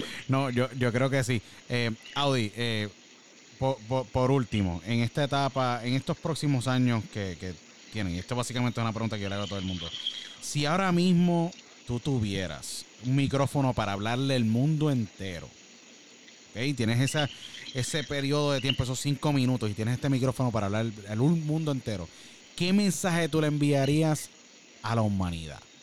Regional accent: Puerto Rico; now in United States; como puertorriqueño puertorriqueño, llevo básicamente, como yo digo, eh, acá en Estados Unidos por, muchos años

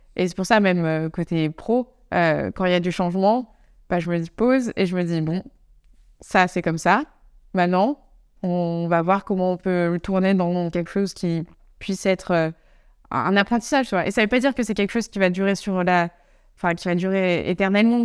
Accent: Savoie, near Chambéry, Auvergne-Rhône-Alpes, France; moved away as an adult; also born or lived in Annecy / Grenoble; now in Amsterdam, Netherlands; en France, je viens de Savoie, euh, donc à côté de, Chambéry, dans les montagnes

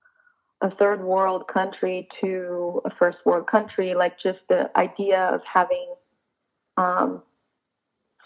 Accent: Brazil; moved away as an adult; also born or lived in Boston; now in Los Angeles, United States; I'm Latina from Brazil

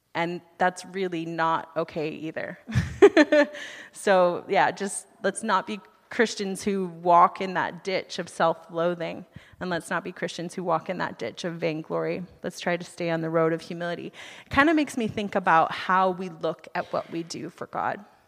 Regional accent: United States; moved away as an adult; now in Canada; I'm from the United States

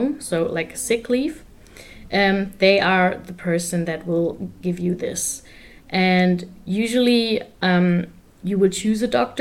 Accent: Germany; I'm from Germany.

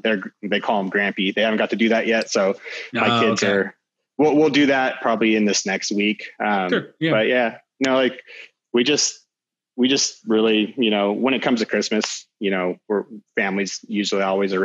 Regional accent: Williams, Arizona, United States; growing up in Williams

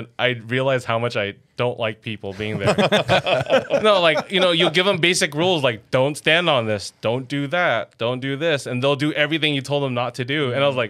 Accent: Los Angeles, California, United States; first language English; also born or lived in Glendale / El Sereno; I grew up in Glassell Park, so it was a lot of, avenues. It was a lot of Filipino gangs, too

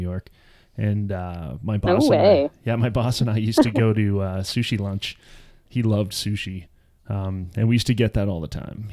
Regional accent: Toronto, Ontario, Canada; also born or lived in New Jersey; two of them are dudes that I grew up with in Toronto

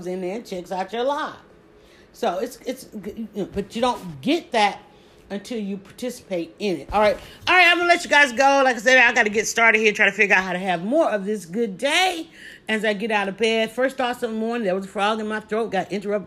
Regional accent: the South, United States; accent: southern; I have a southern accent

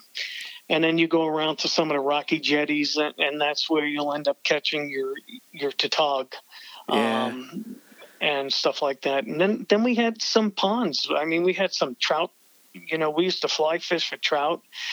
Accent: New York City, New York, United States; also born or lived in Long Island, New York; now in Tampa, United States; I originally come from New York. Yes, like I'm from the Bronx, and I moved to the island

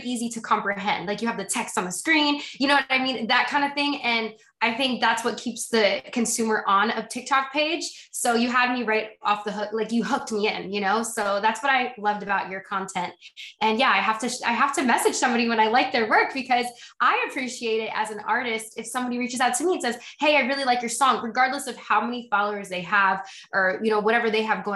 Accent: Morris County, New Jersey, United States; moved away as an adult; now in Los Angeles, United States; I'm born and raised in Jersey

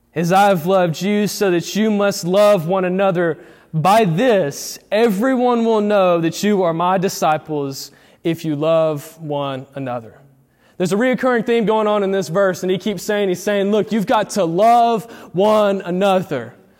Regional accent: Eufaula, United States; born or raised there; moved away as an adult

